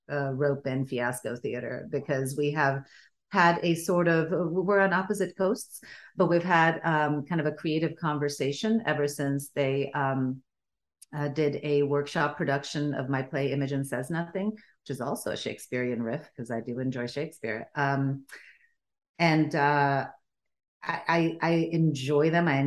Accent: Sweden; first language Bulgarian; English is a second language; also born or lived in Bulgaria; I grew up in Sweden because that's where my parents emigrated to. Um, and I was born in Bulgaria. My first language was Bulgarian.

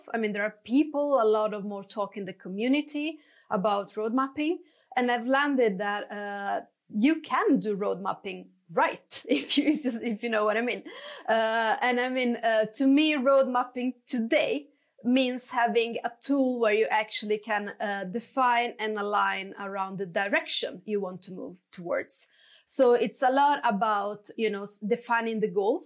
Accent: Italy; moved away as an adult; now in Stockholm, Sweden; I'm originally from Italy, but I've been working and based in Stockholm for the past 12 years.

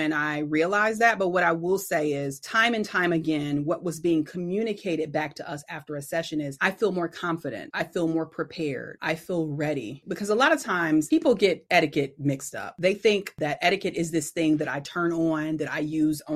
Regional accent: Detroit, Michigan, United States; I'm originally from Detroit

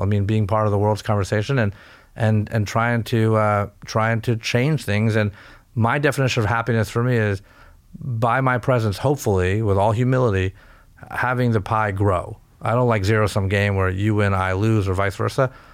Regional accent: California, United States; I was born in California, a first generation American.

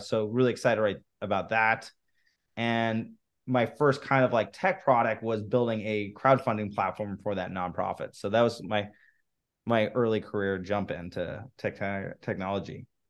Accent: Los Angeles, California, United States; So, I grew up in, in Los Angeles

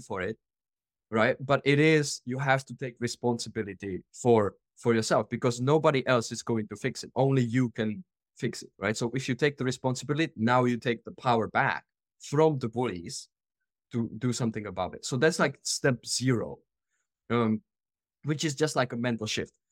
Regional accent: Czechia; moved away as an adult; I am originally from the Czech Republic

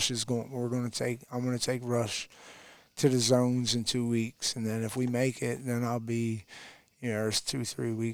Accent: Delaware, United States; moved away as an adult; now in Tennessee, United States; Me and my wife were both born and raised in Delaware

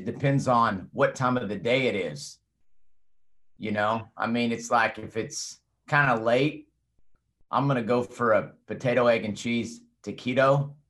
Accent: Amarillo, Texas, United States; now in Buffalo Gap, United States; born and raised there. I don't live there anymore. I live a little south of Abilene, a little town called Buffalo Gap now. But, yeah, I grew up in Amarillo.

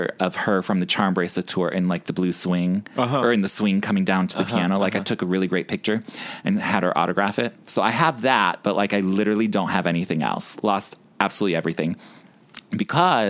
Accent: Chicago, Illinois, United States; now in New York, United States; I'm from the South Side of Chicago

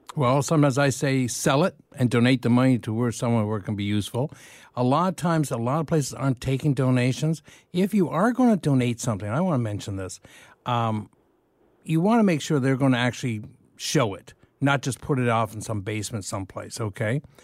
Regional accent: London, Ontario, Canada; moved away; also born or lived in Dublin / Kilkenny; I grew up in London.

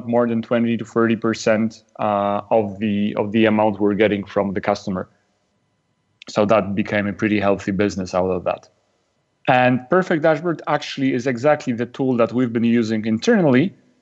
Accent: Poland; I'm from Poland, which is a country in Central

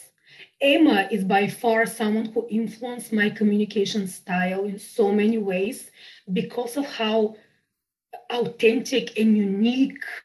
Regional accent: Bulgaria; English is a second language; moved away as an adult; now in United Kingdom; I'm from Bulgaria. I was born in Bulgaria. And so I moved to the UK in 2007.

